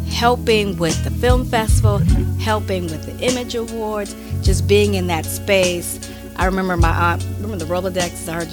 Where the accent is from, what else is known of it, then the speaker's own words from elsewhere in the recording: Pasadena, California, United States; I'm from Pasadena, California all day.